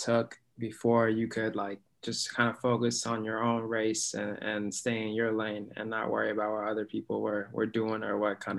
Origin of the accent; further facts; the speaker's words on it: Alaska, United States; now in Boston, United States; Because I came from Alaska to Boston and I didn't know what I was getting myself into.